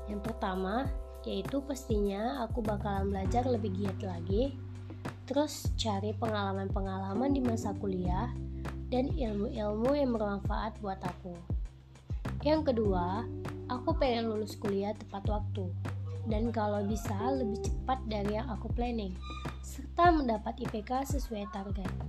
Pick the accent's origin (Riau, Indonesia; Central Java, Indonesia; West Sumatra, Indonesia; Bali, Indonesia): Riau, Indonesia; Aku berasal dari Riau, tepatnya di Kabupaten Siak.